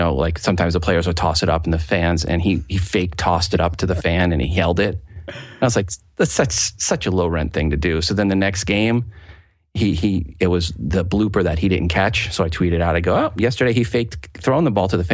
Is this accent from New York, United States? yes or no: yes; Long Island, New York, United States; now in Kansas City, United States; I grew up in Long Island